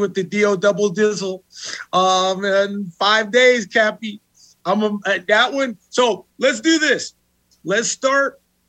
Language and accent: English; El Paso, Texas, United States; My hometown on the planet is El Paso, Texas. I can live anywhere in the world, but my hometown is El Paso.